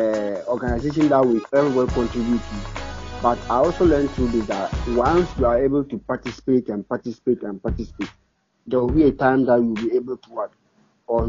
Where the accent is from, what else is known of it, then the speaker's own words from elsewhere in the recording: Tamale, Northern Region, Ghana; English is a second language; I'm from Northern Tamale